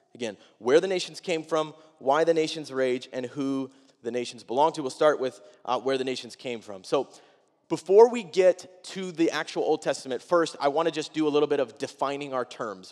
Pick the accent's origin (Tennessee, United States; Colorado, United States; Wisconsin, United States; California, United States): Wisconsin, United States; I'm fourteen. I'm from Wisconsin.